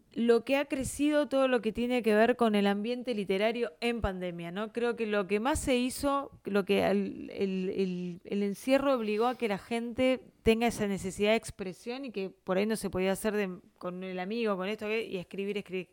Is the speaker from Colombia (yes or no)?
no; Buenos Aires, Argentina; somos de Capital